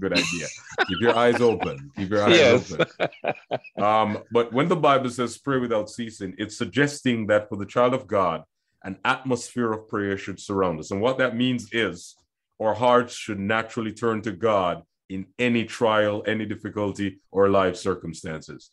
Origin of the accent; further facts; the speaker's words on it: Jamaica; I grew up in Jamaica